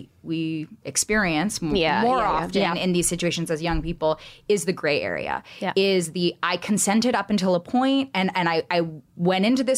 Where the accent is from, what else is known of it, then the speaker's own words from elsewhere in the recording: California, United States; growing up in California, I was always a designated driver